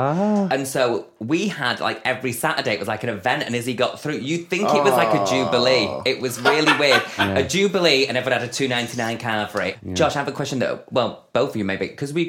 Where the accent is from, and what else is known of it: Denton, North West England, United Kingdom